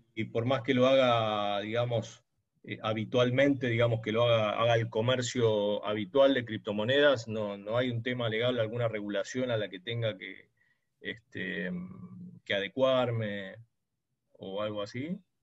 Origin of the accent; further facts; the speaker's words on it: Argentina; Yo soy de Argentina